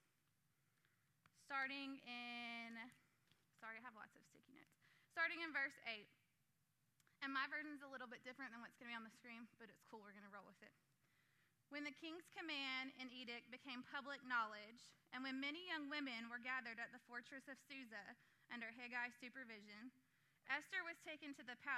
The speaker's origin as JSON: {"language": "English", "country": "United States", "said": "I'm from Shelby County"}